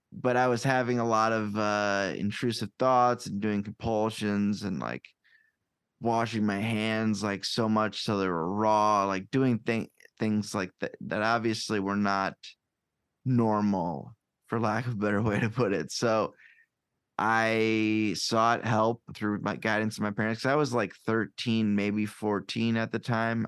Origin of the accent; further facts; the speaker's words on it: Davenport, Iowa, United States; also born or lived in Chicago area / Cedar Falls, Iowa; Iowa is home. I'm born and raised here